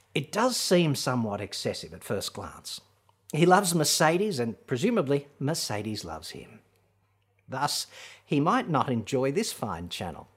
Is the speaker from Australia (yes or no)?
yes; Australia; accent: Australian; my atrocious Australian accent